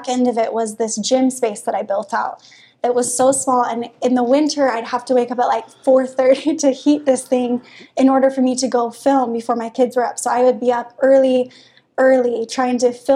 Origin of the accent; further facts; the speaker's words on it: Holladay, Utah, United States; also born or lived in Midvale; I grew up in Holiday. My parents still live there right behind Olympus